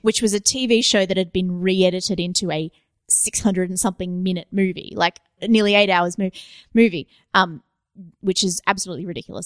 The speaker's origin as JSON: {"language": "English", "country": "Australia", "said": "I'm Australian"}